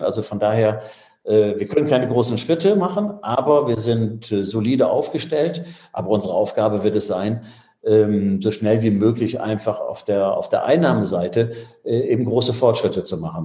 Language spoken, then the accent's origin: German; Düsseldorf, North Rhine-Westphalia, Germany; moved away; also born or lived in Bremen / France; Ich bin Düsseldorfer, das ist, äh, das ist meine Heimatstadt